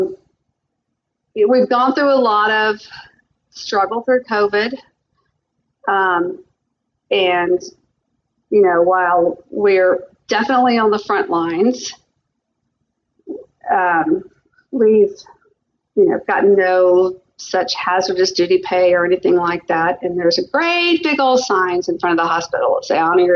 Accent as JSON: {"language": "English", "region": "the South", "country": "United States", "moved": "yes", "lives_now": "Spokane area, United States", "said": "y'all may hear a little bit of an accent. I am from the South"}